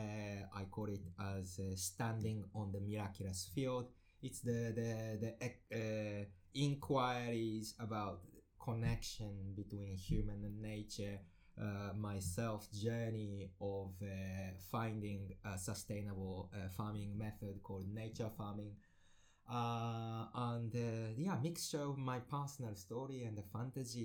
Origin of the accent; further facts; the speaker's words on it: Japan; now in Netherlands; I'm from Japan